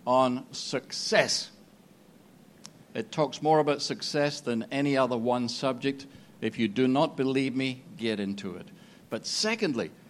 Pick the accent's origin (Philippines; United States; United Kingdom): United Kingdom; Scotland; I'm from Scotland.